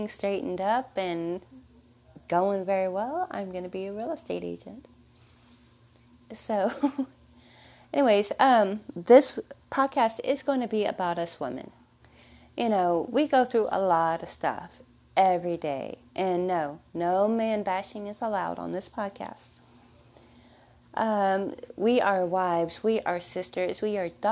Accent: Texas, United States; I was born in Texas. So excuse the accent

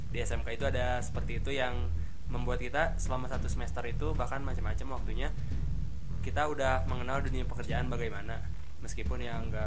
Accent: Sukabumi, West Java, Indonesia; melihat di kota saya di saya dari Sukabumi

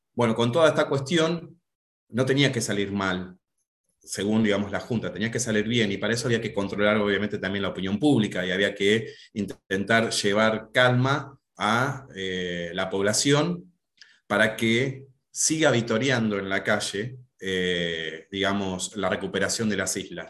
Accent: Tandil, Buenos Aires Province, Argentina; moved away as an adult; now in Buenos Aires, Argentina; soy profe de geografía de la ciudad de Tandil, hace unos pocos años que estoy viviendo en Buenos Aires

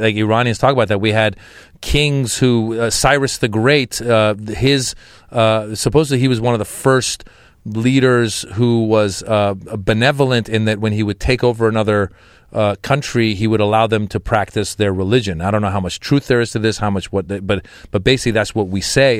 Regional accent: United States; also born or lived in Iran; I was born in Iran. I grew up in America

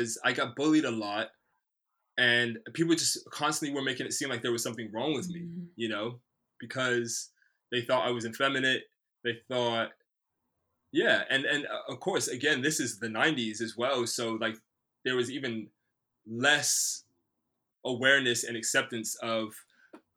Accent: United States; now in Bristol, United Kingdom; I grew up in the States in the early 90s

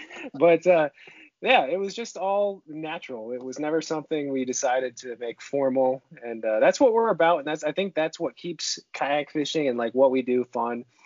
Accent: Seneca Falls, New York, United States; moved away as an adult; now in Northern California, United States; grew up in Seneca Falls, New York uh, for the first 25 years of my life

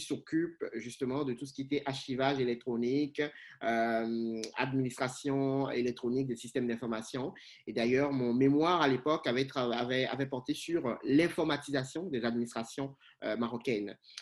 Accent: Cotonou, Littoral, Benin; moved away as an adult; also born or lived in Rabat, Morocco; now in Canada; Je suis originaire du, du, Bénin. Je suis né à Cotonou, ma ville natale, canadien d'adoption

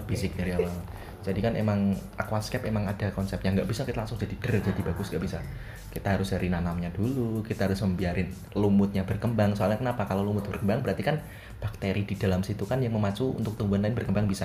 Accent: Java, Indonesia; soalnya aku orang Jawa sendiri dan aku mengalami sendiri

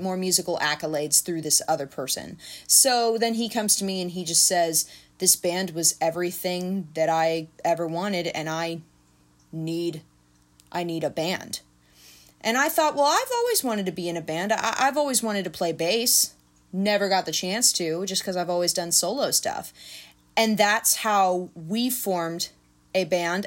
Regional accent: Nashville, Tennessee, United States; also born or lived in Clarksville; I was born in Nashville

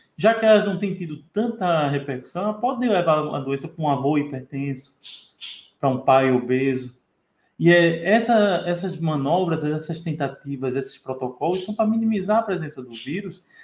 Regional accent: Brazil; como bom brasileiro

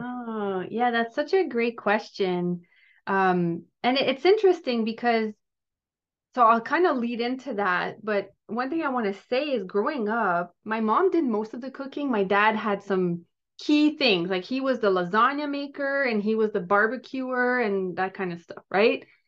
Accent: Gatineau, Quebec, Canada; now in Ottawa, Canada; I grew up in Gatineau, um, in, which is in Quebec, so I'm French Canadian

